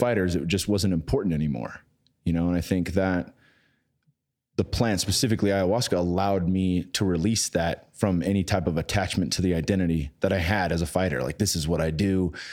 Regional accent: San Jose, California, United States; my hometown in San Jose

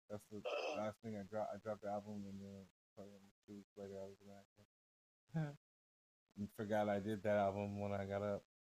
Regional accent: Indiana, United States; moved away; hey, let me tell you this. When I left Indiana, the motherfuckers trea

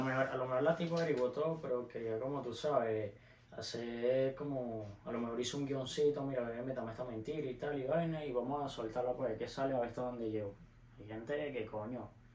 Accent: Venezuela; moved away

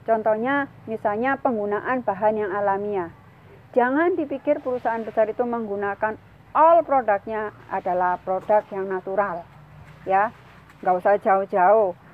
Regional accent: Sidoarjo, East Java, Indonesia; Karena saya tinggal di Sidoarjo, saya lahir di Sidoarjo

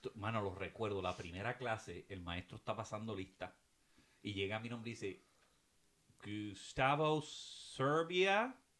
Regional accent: Puerto Rico; moved away as an adult; also born or lived in Tallahassee; yo me fui de Puerto Rico a Tallahassee

